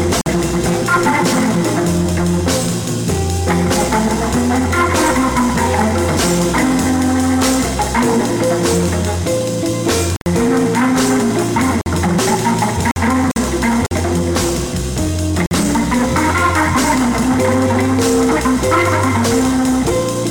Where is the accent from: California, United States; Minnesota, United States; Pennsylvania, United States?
California, United States; Oakland; I'm from Oakland, San Francisco